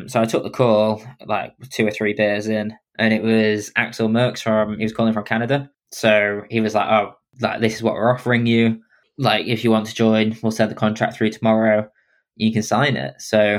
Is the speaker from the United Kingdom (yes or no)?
yes; England, United Kingdom; being English